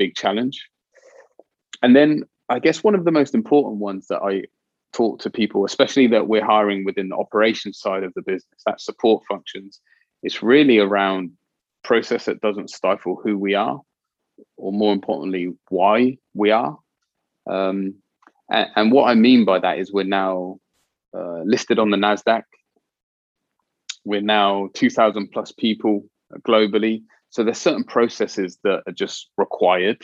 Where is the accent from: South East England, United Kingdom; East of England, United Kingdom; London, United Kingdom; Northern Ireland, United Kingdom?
South East England, United Kingdom; Oxford; I grew up in Cowley, not far from the BMW plant, which was once Morris Motors